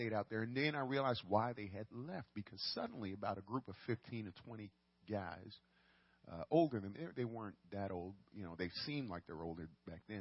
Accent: New York City, New York, United States; I grew up in the boogie down Bronx, New York City

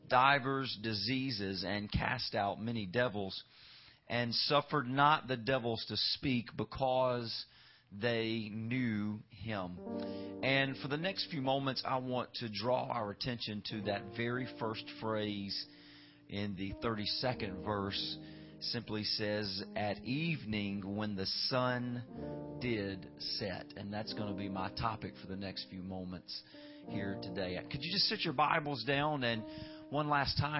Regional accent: Louisiana, United States; I'm from the swamps of Louisiana, if my accent has not betrayed me yet

